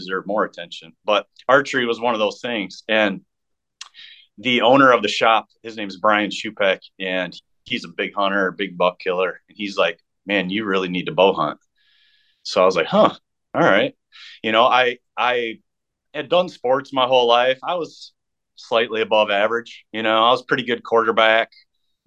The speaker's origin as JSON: {"language": "English", "town": "Jackson", "region": "Michigan", "country": "United States", "tie": "born or raised there", "said": "we have a really big, bow shop in my hometown, or my old hometown of Jackson, Michigan"}